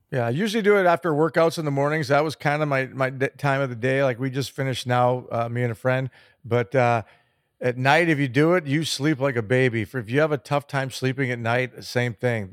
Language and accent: English; Chicago, Illinois, United States; growing up in Chicago